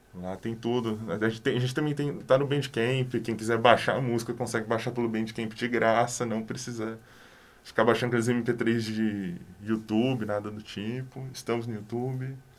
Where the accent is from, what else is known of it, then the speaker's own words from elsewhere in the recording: Cambé, Paraná, Brazil; also born or lived in Londrina; Eu sou de Cambé